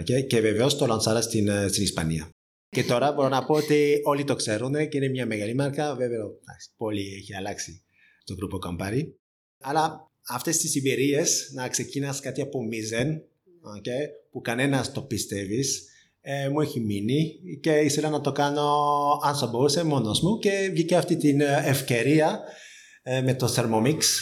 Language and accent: Greek; France; Greek is a second language; moved away as an adult; also born or lived in Spain; now in Greece; είμαι Γάλλος και έχω σπουδάσει στη Γαλλία